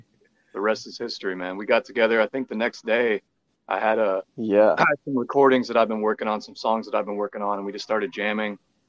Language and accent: English; Berea, Kentucky, United States; I'm a third of the band … I'm from Berea, Kentucky.